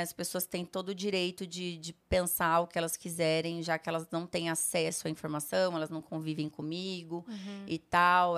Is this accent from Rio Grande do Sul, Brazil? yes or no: no; Rolândia, Paraná, Brazil; moved away; also born or lived in Sertanópolis, Paraná / Rondônia; eu morava no interior do Paraná, gente. Eu morava em Rolândia, nasci em Sertanópolis